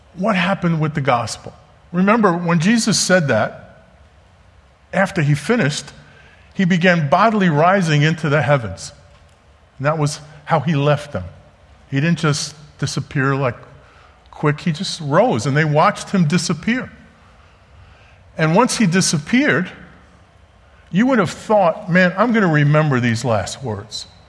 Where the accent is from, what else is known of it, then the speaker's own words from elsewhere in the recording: New York City, New York, United States; as you can probably tell from my Florida accent, born and raised in Brooklyn, New York